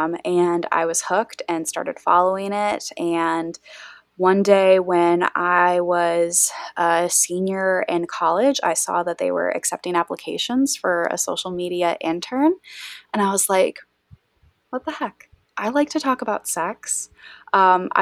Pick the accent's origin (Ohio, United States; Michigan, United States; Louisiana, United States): Michigan, United States; West; I grew up in Bible Belt, West Michigan, born and raised here